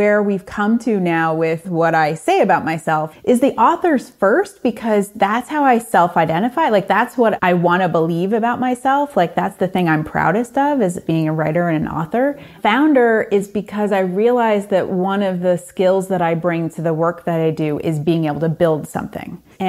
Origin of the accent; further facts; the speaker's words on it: Hyde Park, New York, United States; also born or lived in Manhattan / Washington, D.C.; Well, I grew up in the Hudson Valley. I grew up across the river from here in a small town called Hyde Park, which is FDR's hometown.